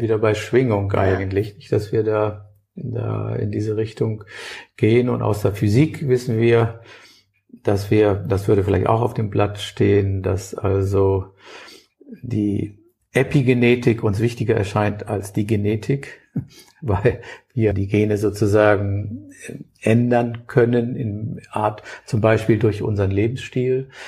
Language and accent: German; Hamburg, Germany; mir als Hamburger